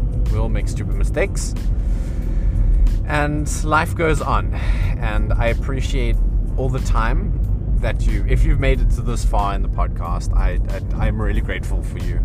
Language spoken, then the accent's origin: English; Johannesburg, Gauteng, South Africa; moved away; I'm from Joburg.